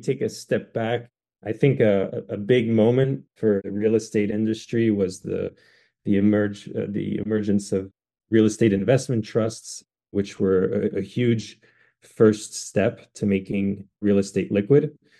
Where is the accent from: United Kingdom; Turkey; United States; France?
France; And you may not know this about me, but I'm actually half French. I grew up in France.